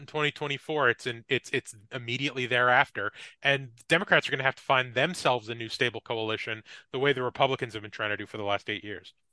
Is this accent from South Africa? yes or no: no; New Jersey, United States; I'm from New Jersey